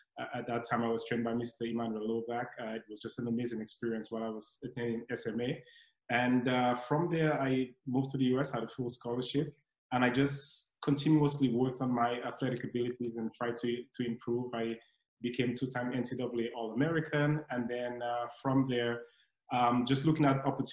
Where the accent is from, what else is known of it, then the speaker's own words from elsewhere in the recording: Dominica; now in Netherlands; growing up in Dominica, education is number one